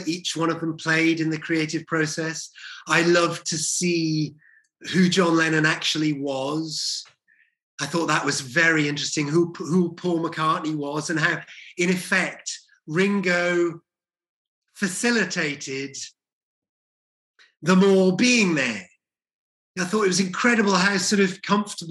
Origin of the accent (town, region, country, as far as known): Welsh, Wales, United Kingdom; moved away; also born or lived in Leeds / London